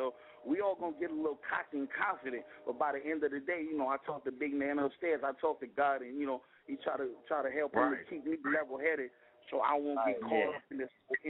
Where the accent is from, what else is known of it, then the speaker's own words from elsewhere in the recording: Trinidad & Tobago; now in United States; Well, I'm from Trinidad